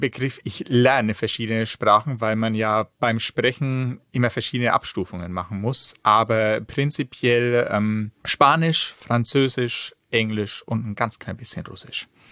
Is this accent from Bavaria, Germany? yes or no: yes; Franconia, Bavaria, Germany; now in Northern Germany; Ich stamme aus dem schönen Bayern, um ein bisschen konkreter zu werden, aus Franken, also ja, so eine halbe Stunde von Bamberg entfernt in etwa da bin ich in einem ganz kleinen Dorf aufgewachsen.